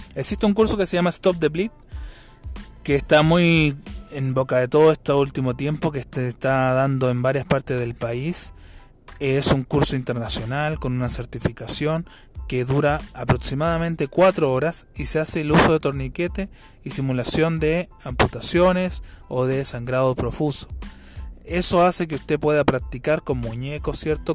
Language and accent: Spanish; Chile; acá en mi país, en Chile